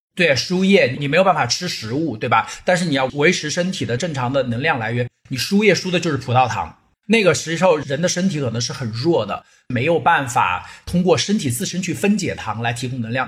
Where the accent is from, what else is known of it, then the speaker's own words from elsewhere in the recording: China; 夏天的时候，我们中国人都会有清热啊、解暑啊、解毒啊这样一个概念